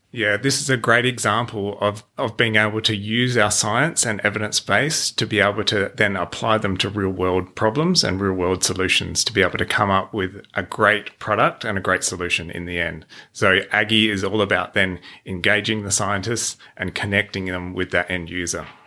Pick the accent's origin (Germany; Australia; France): Australia; Adelaide Hills, South Australia; I grew up in the Adelaide Hills on a hobby farm